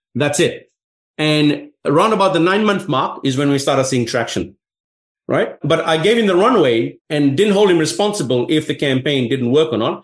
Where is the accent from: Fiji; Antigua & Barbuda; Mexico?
Fiji; now in Sydney, Australia; I was from Fiji